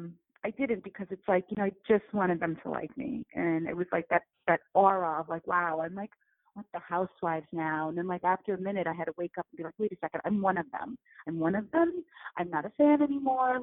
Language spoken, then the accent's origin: English; United States; I'm first generation here. Like I was born here